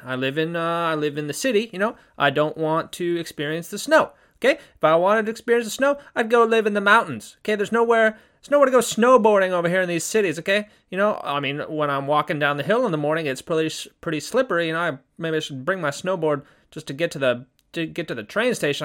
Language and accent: English; Southern California, United States; born or raised there; now in Japan